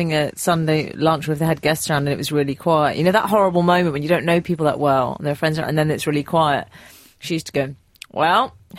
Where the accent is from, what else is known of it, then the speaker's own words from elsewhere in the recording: Liverpool, North West England, United Kingdom; accent: Scouse; now in Mauritius; I live in Mauritius. I'm a Scouser, though. Sorry, I live in Mauritius. I'm a Scouser, though.